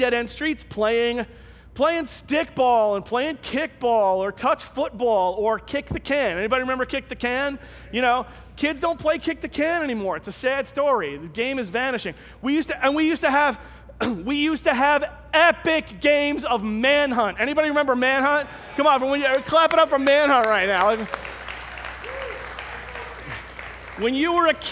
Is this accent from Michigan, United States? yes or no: no; New York City, New York, United States; I grew up in Staten Island